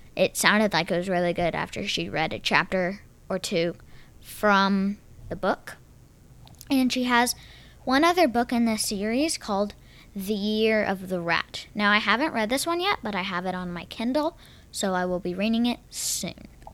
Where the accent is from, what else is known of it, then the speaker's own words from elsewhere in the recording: Texas, United States; accent: semi Texas; my semi Texas accent, just with the R's and stuff